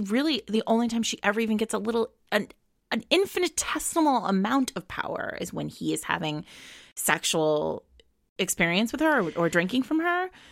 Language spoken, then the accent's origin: English; New England, United States; moved away as an adult; now in New York City, United States; I grew up in New England. I live, I've lived in New York City for twenty years.